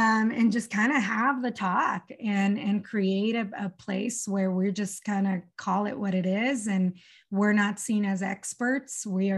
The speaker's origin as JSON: {"language": "English", "town": "Mazatlan", "region": "Sinaloa", "country": "Mexico", "tie": "born or raised there", "also_born_or_lived": "El Paso, United States", "first_language": "Spanish", "second_language": "English", "lives_now": "United States", "said": "I'm a native Spanish speaker. I was born in El Paso in Texas. But when I was months old, my family, we moved back to Mexico. I'm from Mazatlan, Sinaloa."}